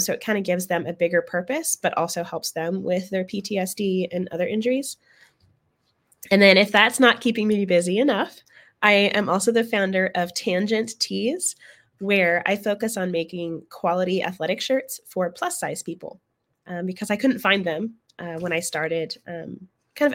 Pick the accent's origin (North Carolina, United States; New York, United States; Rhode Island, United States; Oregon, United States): Oregon, United States; moved away as an adult; now in San Antonio, United States; I'm from Oregon originally, and I ended up here in Texas after I joined the military